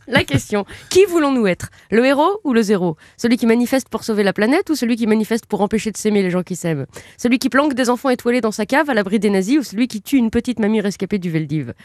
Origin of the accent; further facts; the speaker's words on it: France; chez nous en France